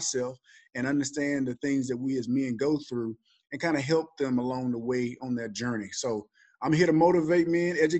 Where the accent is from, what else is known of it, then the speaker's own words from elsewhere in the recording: Alabama, United States; So I'm originally from Alabama. I was a pretty good football player in high school.